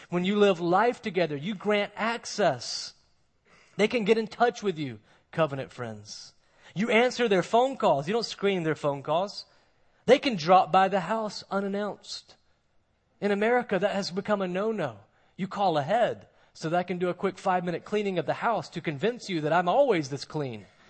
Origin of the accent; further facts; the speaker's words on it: Moncks Corner, South Carolina, United States; now in Mount Pleasant, United States; I'm from Monk's Corner